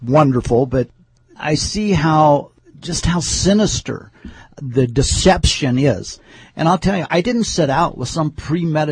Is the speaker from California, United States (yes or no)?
yes; Southern California, United States; moved away; Growing up in Southern California, during the time that we lived there